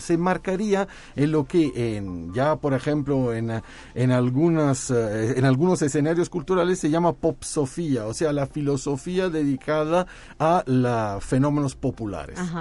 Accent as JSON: {"language": "Spanish", "town": "Naples", "region": "Campania", "country": "Italy", "moved": "yes", "said": "yo soy de Nápoles, es el Nápoles"}